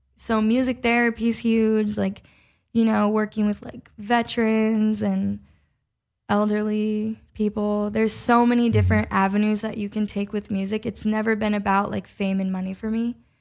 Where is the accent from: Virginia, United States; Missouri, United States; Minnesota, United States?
Minnesota, United States; moved away as an adult; now in Los Angeles, United States; I loved growing up in Midwest. I wouldn't change the town that I grew up in.